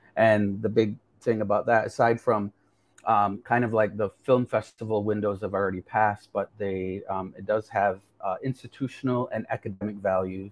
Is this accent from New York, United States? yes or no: yes; Seneca Nation, south of Niagara Falls, New York, United States; moved away as an adult; now in Toronto, Canada; I'm from the Seneca Nation of Indians. we're located about 30 and 60 miles. We're on two territories, 30 and 60 miles south of Niagara Falls